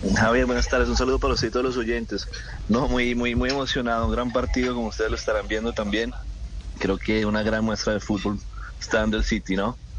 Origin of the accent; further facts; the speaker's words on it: Colombia; los colombianos